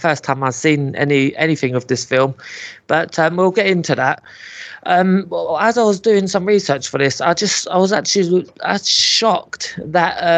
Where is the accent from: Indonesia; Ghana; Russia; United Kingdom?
United Kingdom; Scotland; I'm Scottish